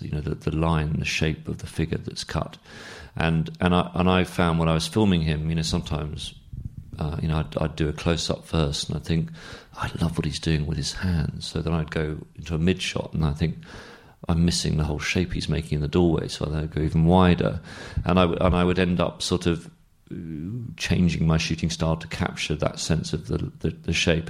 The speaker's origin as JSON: {"language": "English", "region": "London", "country": "United Kingdom", "tie": "born or raised there", "said": "I'm myself half Australian, half English, and I grew up in London"}